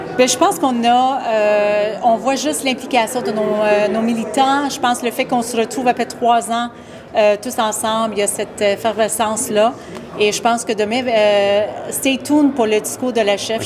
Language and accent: French; Montreal, Quebec, Canada; j'ai grandi à Saint-Léonard, qui est mon comté aujourd'hui.